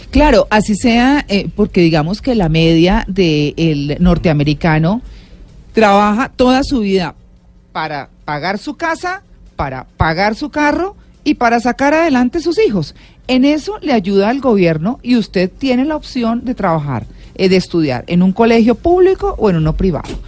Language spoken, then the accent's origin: Spanish; Colombia; como muchos colombianos, pues uno tiene familia que ha echado raíces allá